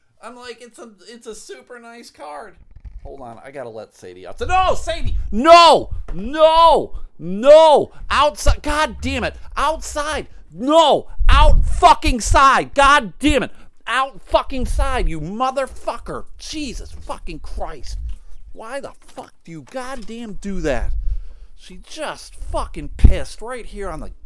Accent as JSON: {"language": "English", "country": "United States", "said": "As an American citizen"}